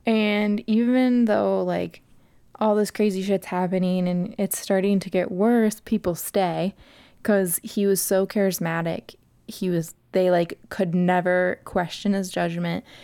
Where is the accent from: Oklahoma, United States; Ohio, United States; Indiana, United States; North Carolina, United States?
Ohio, United States; Vandalia; Vandalia, Ohio, United States of America.